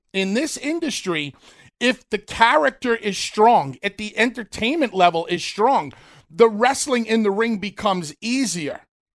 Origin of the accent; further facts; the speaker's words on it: Northeast, United States; we grew up on Putski living in the Northeast.